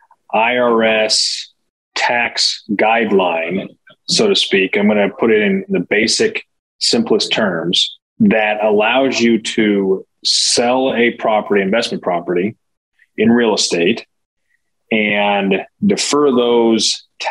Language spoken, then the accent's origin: English; Nebraska, United States; now in Kansas City, United States; I grew up in Nebraska between Lincoln and Omaha